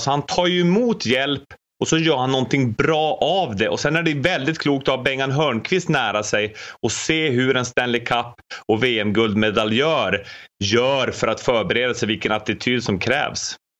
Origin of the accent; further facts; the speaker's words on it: Luleå, Norrbotten County, Sweden; mina hemtrakter Luleå